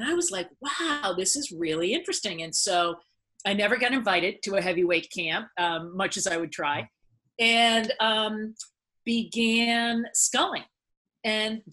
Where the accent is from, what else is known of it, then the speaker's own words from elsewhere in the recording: United States; competing in the Korean Olympic trials as an American